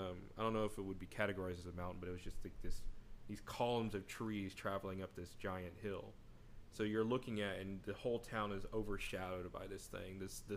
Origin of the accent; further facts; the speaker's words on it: Texas, United States; it's so funny because we're from Texas, you know, mm-hmm. I'm Hispanic.